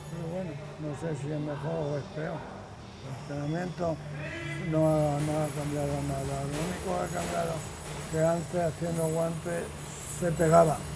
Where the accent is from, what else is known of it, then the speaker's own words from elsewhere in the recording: Madrid, Community of Madrid, Spain; moved away as an adult; also born or lived in Córdoba; now in Palma, Spain; Nací en el 43, eh, nací en Córdoba, pero de pequeño me llevaron a Madrid mis padres